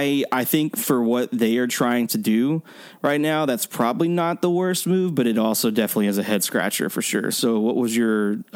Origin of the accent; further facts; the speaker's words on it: Texas, United States; if we are from Texas